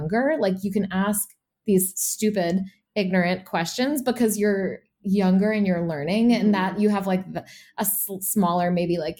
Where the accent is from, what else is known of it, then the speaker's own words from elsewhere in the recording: New England, United States; Someone who grew up in New England, there was not a whole lot